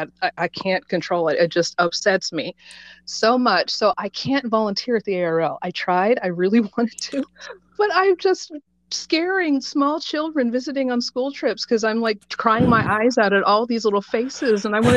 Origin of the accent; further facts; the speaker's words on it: Des Moines, Iowa, United States; I love my hometown.